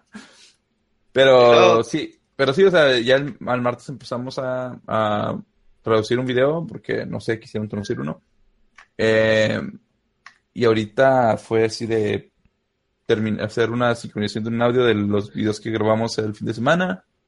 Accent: Guanajuato, Mexico; yo soy de un pueblo por ahí perdido en Guanajuato

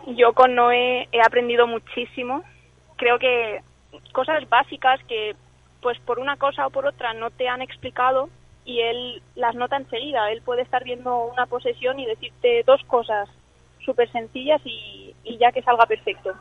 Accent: Spain; born or raised there; also born or lived in Scotland

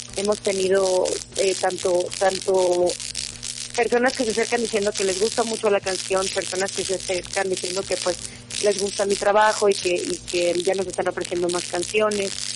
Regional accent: Mazatlán, Sinaloa, Mexico; moved away as an adult; now in Mexico City, Mexico; yo soy orgullosamente de Mazatlán, Sinaloa, 100%

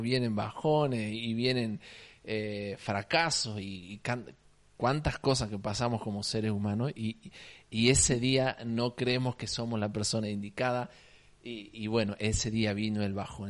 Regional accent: Salta, Argentina; accent: salteño tonada; also born or lived in Alicante, Spain; toda mi vida acá en Salta, así que puedo decir que soy un salteño

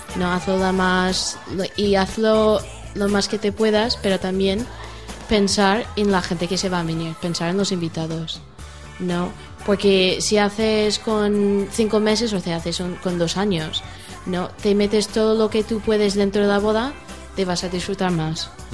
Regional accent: United States; Spanish is a second language; moved away as an adult; also born or lived in Germany; now in Spain; soy americana

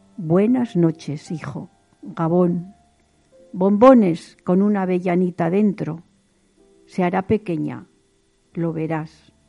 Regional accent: Vitoria-Gasteiz, Basque Country, Spain; Nací en Vitoria Gasteiz

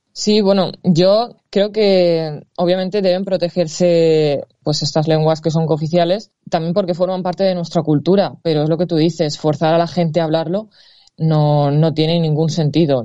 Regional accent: Valencia, Valencian Community, Spain; Yo soy de Valencia y aquí el valenciano también es una lengua oficial

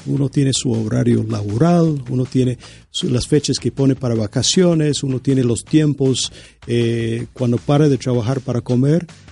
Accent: United States; yo soy estadounidense

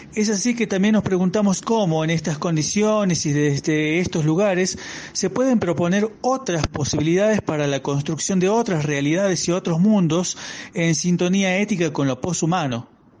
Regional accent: Argentina; moved away as an adult; now in Colombia; provengo de Argentina

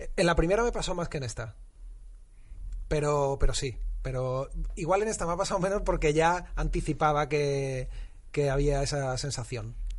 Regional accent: Utrera, Andalusia, Spain; moved away; cuando era eh, joven y vivía en mi pueblo, Nutrera

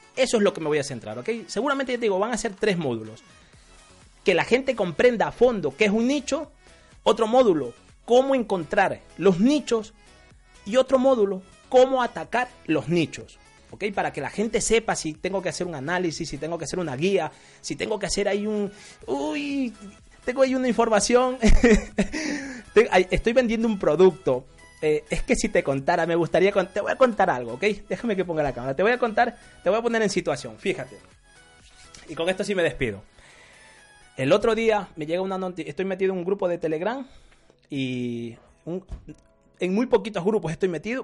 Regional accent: Ecuadorian coast, Ecuador; Yo soy de la costa

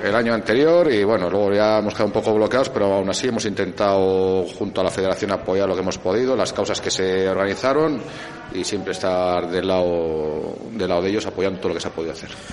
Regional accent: Valladolid, Castile and León, Spain; now in Viana de Cega, Spain; yo vivo en Viana, aunque soy de, que nací en Valladolid

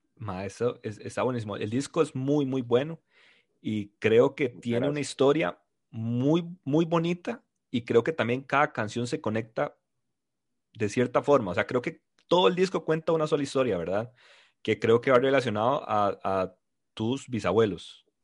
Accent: Costa Rica; como un tico, ¿verdad? Viviendo en otro país

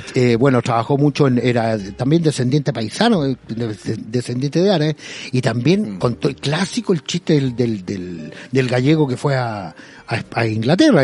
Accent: Chile; Somos así los chilenos

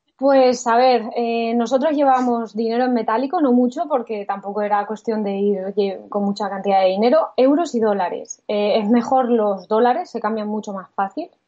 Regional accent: Spain; al ser españoles

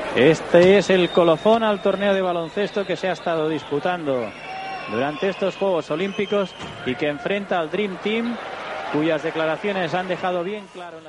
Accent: Tarragona, Catalonia, Spain; a mí me pilla esto con 11 años, ya una edad muy razonable para saber lo que estaba pasando al lado de mi casa, yo soy de Tarragona

